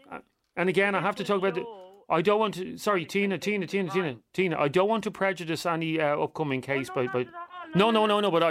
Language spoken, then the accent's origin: English; Galway, Connacht, Ireland; I'm from Galway.